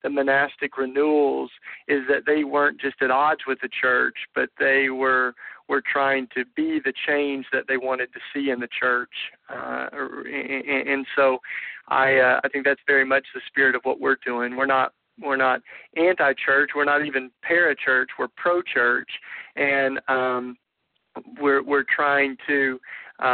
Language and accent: English; the Bible Belt in the South, United States; much of the Christianity that I grew up raised in the Bible Belt in the South